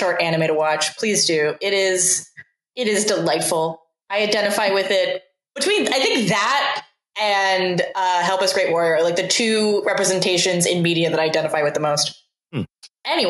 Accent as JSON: {"language": "English", "area": "West Coast", "region": "Oregon", "country": "United States", "tie": "born or raised there", "said": "I grew up on the West Coast where like mm-hmm. access to Japanese, like a lot of cities in Oregon are like sister cities with Japanese cities."}